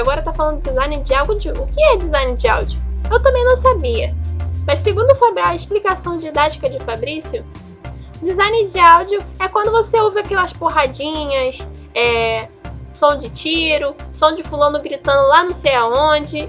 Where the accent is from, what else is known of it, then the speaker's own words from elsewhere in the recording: Brazil; eu sou brasileira